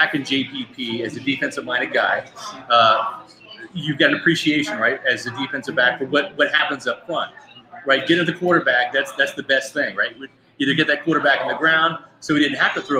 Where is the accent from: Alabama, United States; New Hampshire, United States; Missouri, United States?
Missouri, United States; Kansas City; moved away as an adult; now in Tampa Bay, United States; I grew up in Kansas City